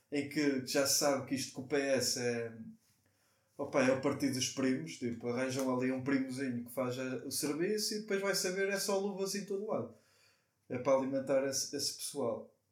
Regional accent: Portugal; E como tugas que nós somos, e somos tão bons a receber

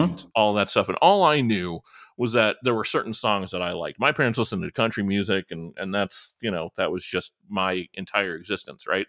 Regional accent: Northwest Indiana, United States; I grew up in Northwest Indiana, which is just, like, there are three counties at the northwest corner of Indiana, uh, Lake, Porter, and Laporte counties

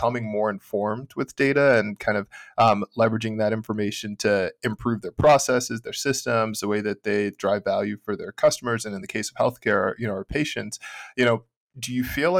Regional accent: Houston, Texas, United States; I'm from Houston

